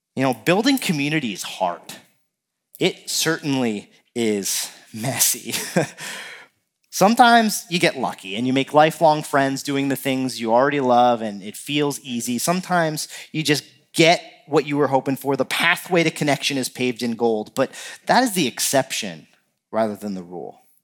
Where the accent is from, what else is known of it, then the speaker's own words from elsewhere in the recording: New Jersey, United States; now in Minnesota, United States; growing up in New Jersey, uh, my family would rent a, a house down the shore